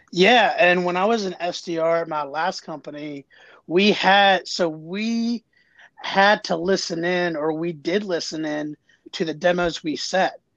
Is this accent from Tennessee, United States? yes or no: no; Jacksonville, Florida, United States; now in Howard County, Maryland, United States; I'm from Jacksonville, Florida moved to Maryland in 2002, and I live in Howard County now